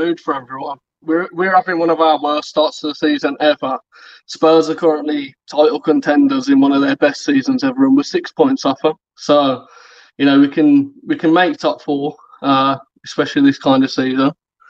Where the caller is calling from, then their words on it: Birmingham, West Midlands, United Kingdom; Birmingham again, mate.